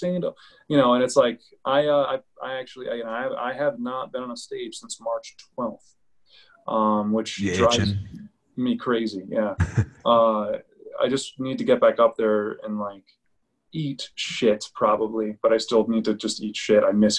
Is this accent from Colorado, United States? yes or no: yes; Colorado, United States; I'm from Colorado.